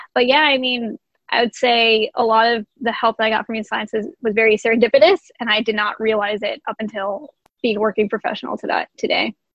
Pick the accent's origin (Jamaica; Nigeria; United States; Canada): United States; Jersey City, New Jersey; I am originally from Jersey City, New Jersey